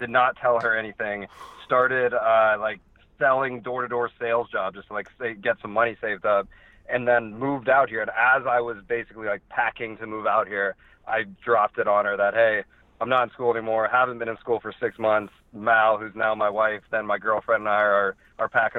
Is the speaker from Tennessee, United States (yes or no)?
no; Tampa, Florida, United States; also born or lived in Indiana / Chicago; now in Los Angeles, United States; I grew up in Tampa, Florida, but I lived in the Midwest for a while, Indiana and Chicago, before coming out to L.A.